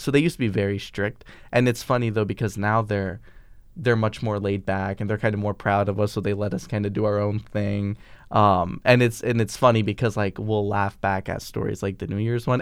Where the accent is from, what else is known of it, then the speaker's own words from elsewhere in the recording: Vermont, United States; we're from Vermont